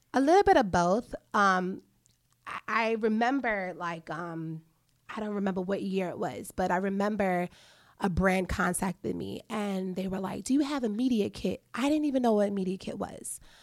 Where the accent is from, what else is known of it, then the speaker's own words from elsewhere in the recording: New York City, New York, United States; I am a New Yorker, so I used to take the trains all the time. I used to commute from home to school